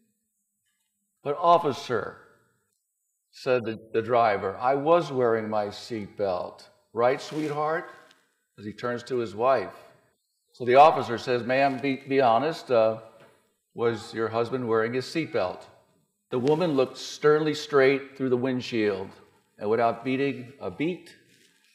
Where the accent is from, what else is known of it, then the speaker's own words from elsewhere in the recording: New Jersey, United States; I'm from New Jersey, from near New York